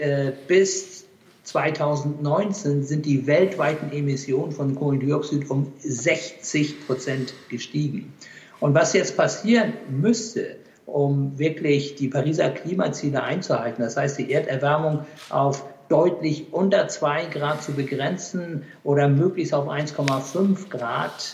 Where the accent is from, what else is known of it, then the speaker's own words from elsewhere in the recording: Hamburg, Germany; also born or lived in Pakistan; obwohl ich ein Hamburger Jung bin, ich bin ja in Hamburg geboren, das hören Sie vielleicht auch